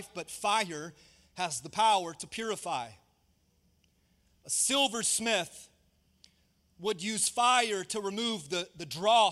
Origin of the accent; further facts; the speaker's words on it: Tampa, Florida, United States; moved away; I grew up in Tampa. That's home for me